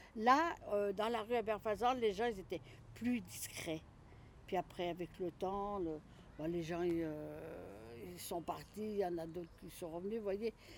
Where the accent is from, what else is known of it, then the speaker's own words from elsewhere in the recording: Lyon, Auvergne-Rhône-Alpes, France; moved away as an adult; also born or lived in Vergoin, Lyon; je suis de la Croix-Rousse. Et eh ben, à la MJC de la Croix-Rousse, rue Gratalou, on jouait à la babasse, on jouait au baby-foot